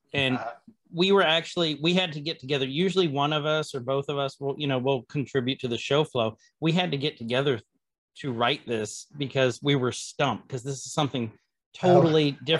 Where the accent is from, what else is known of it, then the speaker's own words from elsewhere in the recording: Hawaii, United States; moved away; I'm originally from Hawaii.